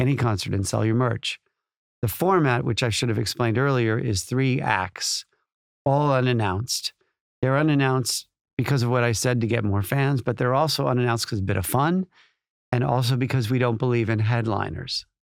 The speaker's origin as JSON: {"language": "English", "town": "Chicago", "region": "Illinois", "country": "United States", "tie": "born or raised there", "moved": "as an adult", "lives_now": "United Kingdom", "said": "growing up in Chicago"}